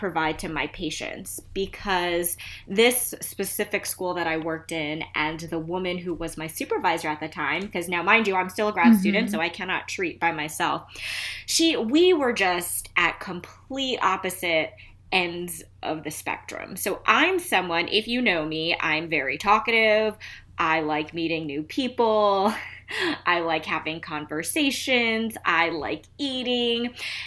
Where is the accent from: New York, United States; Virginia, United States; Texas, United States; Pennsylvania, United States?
New York, United States; New York City; now in Philadelphia, United States; I'm originally from Queens, New York. I lived in a town in Queens called Flushing